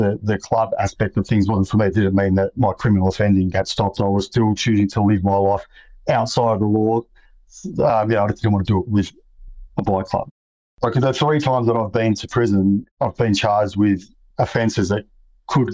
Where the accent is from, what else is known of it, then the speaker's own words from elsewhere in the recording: Sydney, New South Wales, Australia; I grew up in Western Sydney.